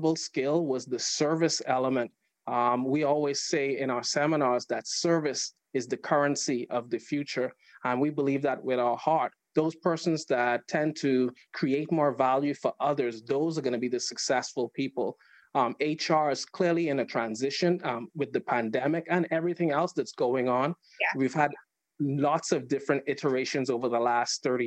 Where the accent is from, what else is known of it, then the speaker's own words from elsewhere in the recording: Bahamas; now in United Kingdom; I'm from the Bahamas. I'm based in the UK.